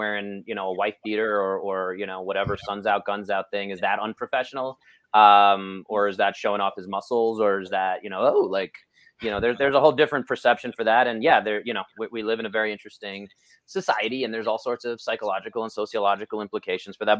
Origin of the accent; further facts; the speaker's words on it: New York, United States; I'm a New Yorker. I'm loud and I'm brash.